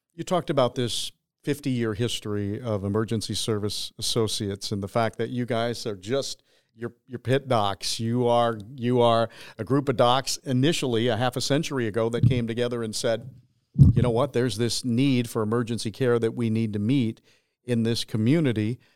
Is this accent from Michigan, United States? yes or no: yes; Michigan, United States; moved away; I'm a Michigan boy